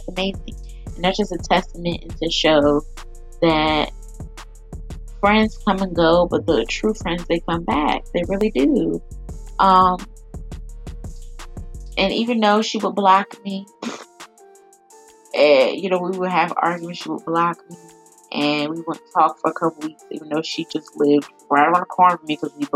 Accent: Chesapeake, Virginia, United States; I'm from Chesapeake

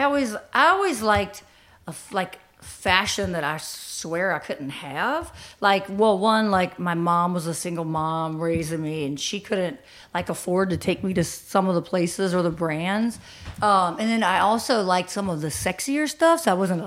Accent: King William, Virginia, United States; moved away as an adult; now in Richmond, United States; So, I'm from King William, which is only like, 45 minutes out in the country

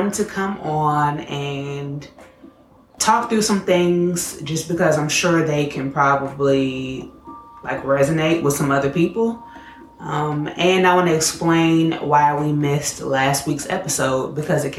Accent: Chicago, Illinois, United States; I'm from Chicago

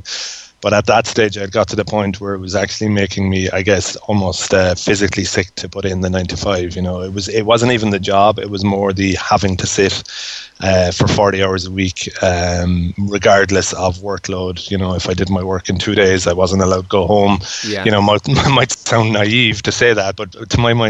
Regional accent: Cork, Munster, Ireland; moved away as an adult; also born or lived in Dublin; I trained as an engineer, an electrical engineer in Cork. I'm from Cork

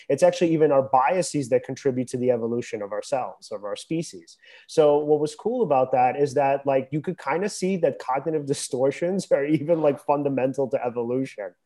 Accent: United States; I live in America.

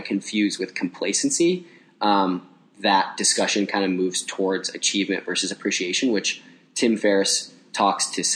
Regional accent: Cincinnati, Ohio, United States; moved away as an adult; now in Chicago, United States; I grew up in Cincinnati, Bengals and Reds fan, and then moved to Chicago

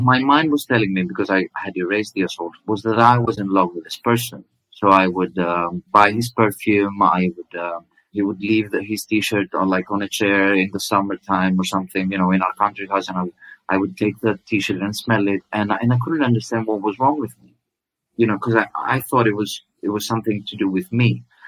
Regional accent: Greece; i didn't look greek to her

